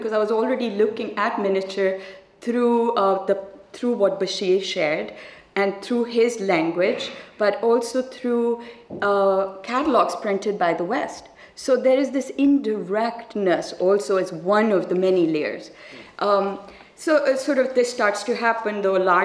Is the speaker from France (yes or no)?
no; Pakistan; as a Pakistani